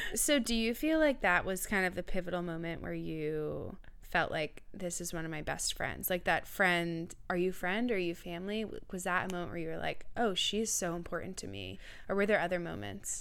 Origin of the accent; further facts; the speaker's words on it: Marblehead, Massachusetts, United States; moved away; also born or lived in James Madison University, Virginia; I am originally from Boston, Massachusetts, North Shore area